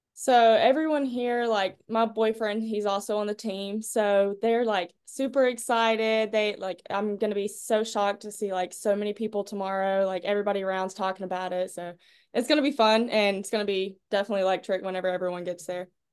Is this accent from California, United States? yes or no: no; Clinton, North Carolina, United States; I'm from Clinton, North Carolina, little Farmville area, 1A school, super small.